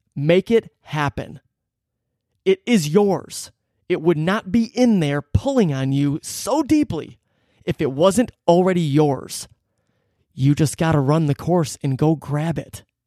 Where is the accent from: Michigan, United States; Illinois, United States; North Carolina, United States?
Michigan, United States; Detroit; growing up in Metro Detroit